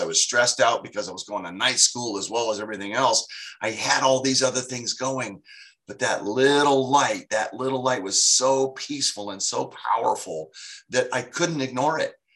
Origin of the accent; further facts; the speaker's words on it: Sacramento, California, United States; here in my hometown in Sacramento